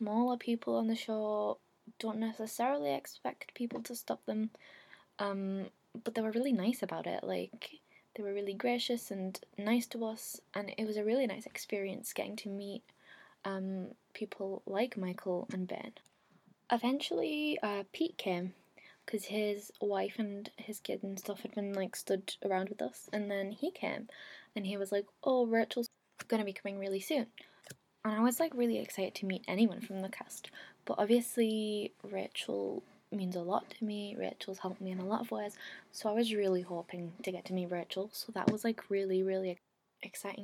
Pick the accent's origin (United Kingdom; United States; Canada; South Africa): United Kingdom; England; I'd come over from England